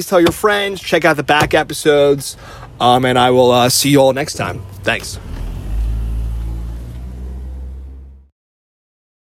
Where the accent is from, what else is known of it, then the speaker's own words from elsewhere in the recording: northern New Jersey, United States; moved away as an adult; also born or lived in Queens, New York; now in San Francisco, United States; I was born in Queens, but then we moved to northern New Jersey where they film, like, The Sopranos. So that's where I grew up